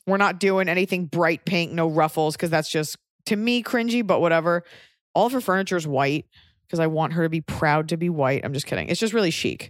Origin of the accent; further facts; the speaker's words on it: Texas, United States; moved away; as a Texan